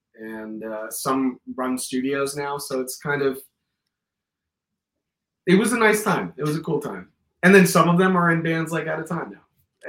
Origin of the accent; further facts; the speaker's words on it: Miami, Florida, United States; Growing up in Miami, routing out is easy, bro, because like you're coming from the furthest south.